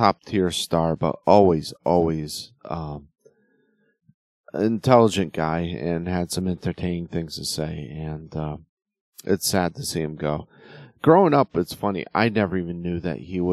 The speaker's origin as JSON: {"language": "English", "region": "Connecticut", "country": "United States", "moved": "yes", "said": "I'm originally from Connecticut"}